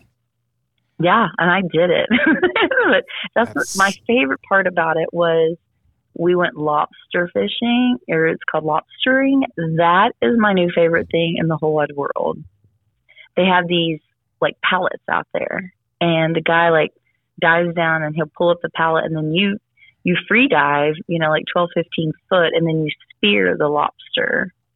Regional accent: Galveston, Texas, United States; I'm from Galveston

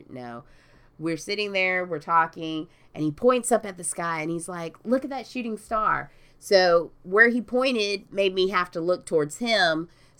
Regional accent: Sandy Springs, Georgia, United States; I'm from Sandy Springs.

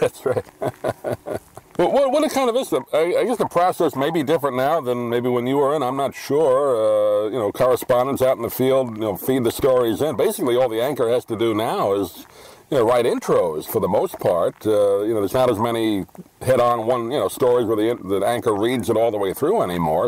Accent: New York, United States; particularly growing up in New York, where you know you're right in the middle of it all

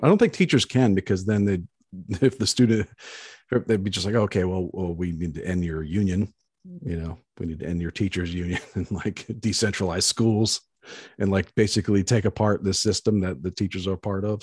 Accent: Baltimore, Maryland, United States; moved away; I grew up in Baltimore on the East Coast

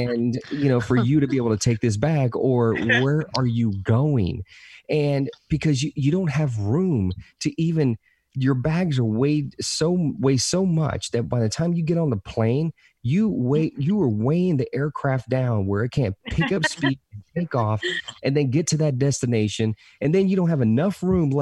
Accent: the South, United States; Hispanic kid, growing up, born and raised in the South

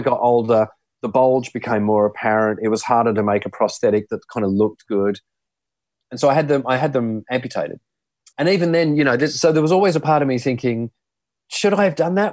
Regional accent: Sydney, New South Wales, Australia; I grew up in the in the Sutherland Shire, a place called Loftus in Sydney

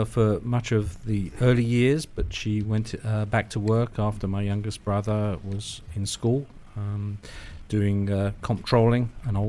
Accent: London, United Kingdom; moved away as an adult; now in United States; Originally from London, United Kingdom.

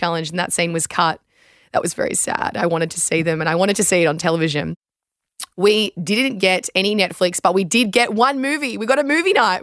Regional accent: Australia

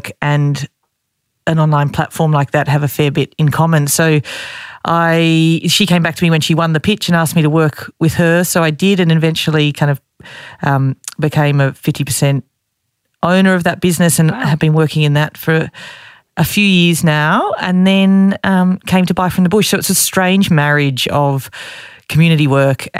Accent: Sydney, New South Wales, Australia; I grew up in on the Lower North Shore in Sydney

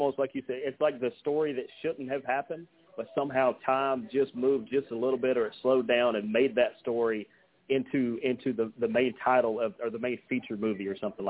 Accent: Dallas, Georgia, United States; I see how many people are from Paulding County because my hometown is Dallas. I live about 20 minutes away from it now, but I immediately look for the people from Dallas, from Hiram, from anywhere close

